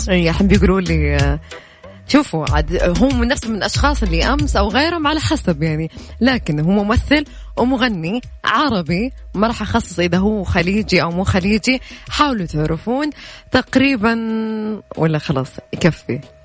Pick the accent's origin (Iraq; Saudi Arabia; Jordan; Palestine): Saudi Arabia; Najd; accent: Najdi; أنا وأميرة عشان كنا نتكلم نجدي